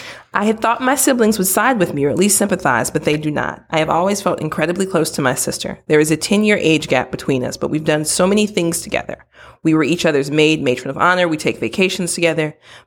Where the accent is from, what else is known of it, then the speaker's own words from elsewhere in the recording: Midwest, United States; I'm from the Midwest. Don't judge me.